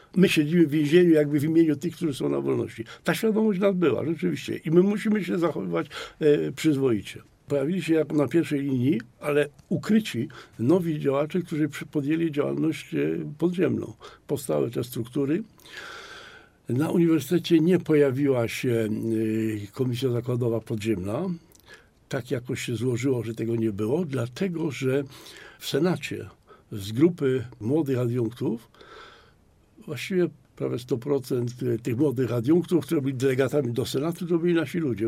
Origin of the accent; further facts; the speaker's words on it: Poznań, Greater Poland, Poland; u nas w Poznaniu